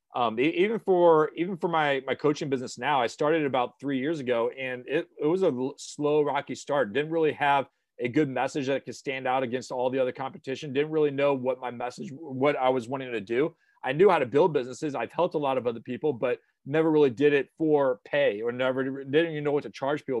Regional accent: St. Louis, Missouri, United States; moved away as an adult; I went back to my hometown in Saint Louis.

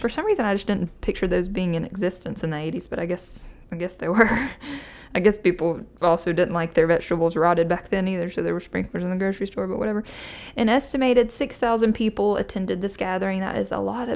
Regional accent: Alabama, United States; I was from Alabama

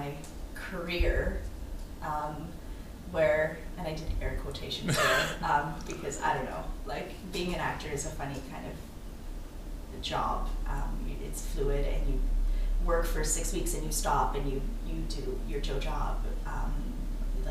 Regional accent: Vancouver, British Columbia, Canada; I grew up in the West End

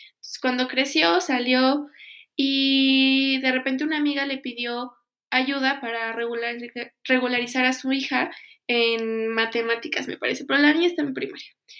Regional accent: Pachuca, Hidalgo, Mexico; yo soy de Pachuca

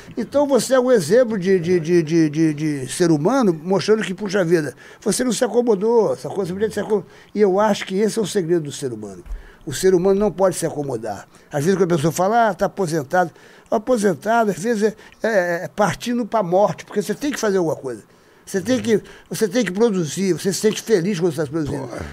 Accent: Rio de Janeiro, Brazil; Eu sou carioca

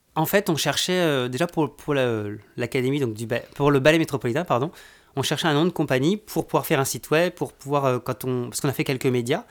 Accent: France; moved away as an adult; now in Quebec, Canada; je suis originaire de France. ça va faire maintenant presque 20 ans que je suis, que je suis au Canada, au Québec

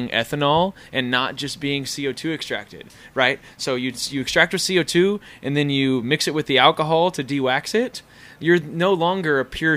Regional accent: Tulsa, Oklahoma, United States; Tulsa, Oklahoma

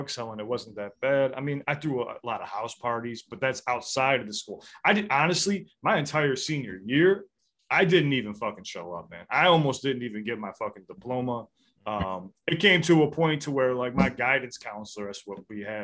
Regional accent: Chicago, Illinois, United States; I'm from the South Side of Chicago

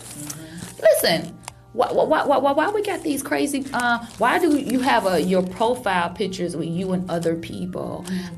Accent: Chicago, Illinois, United States; moved away as an adult; now in Los Angeles, United States; I'm Chicago.

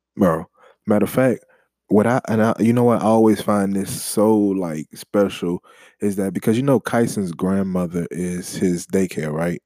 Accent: New Orleans, Louisiana, United States; I'm from the Crescent City

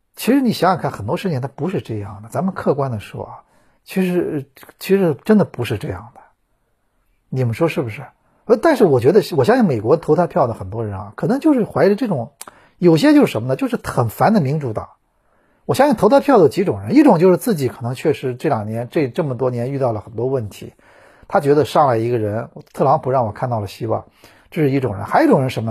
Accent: China; 我们中国人

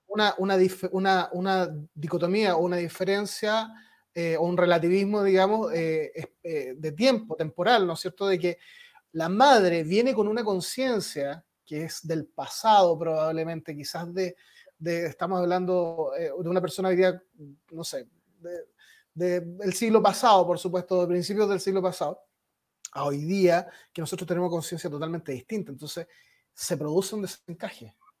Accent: Chile; pueblo chileno, mi pueblo por supuesto

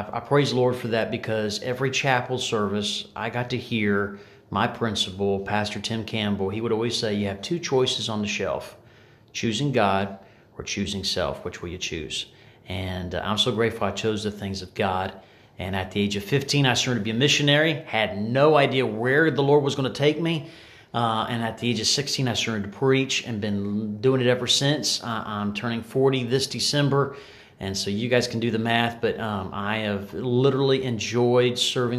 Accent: Bahamas; Well, like I said, I grew up in the Bahamas. You know, it was amazing there. It was definitely paradise. We didn't have cruise ships. We had fishing boats, and we didn't have tourists on our island.

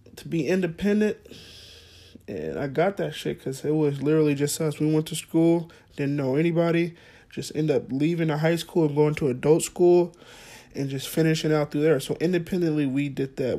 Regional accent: Fresno, California, United States; also born or lived in Clovis, California; we grew up on the West Side, West, West Side

